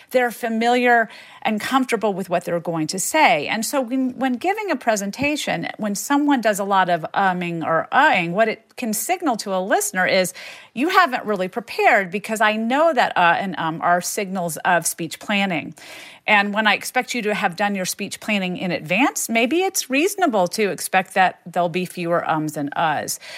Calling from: Florida, United States; from Florida.

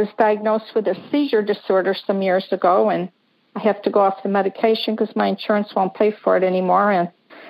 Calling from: Lexington, South Carolina, United States; I'm calling in from Lexington, South Carolina.

